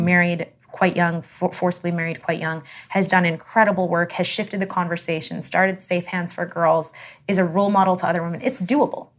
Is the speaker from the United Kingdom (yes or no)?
no; Canada; I'm Canadian